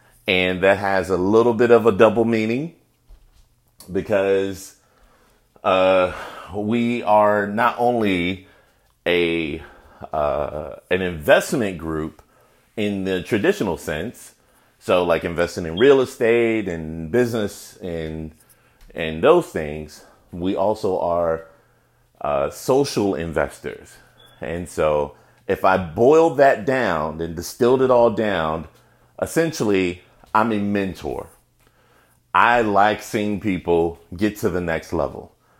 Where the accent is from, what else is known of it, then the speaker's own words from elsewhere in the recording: Chicago, Illinois, United States; I am from Chicago, and so is Mr. Obama.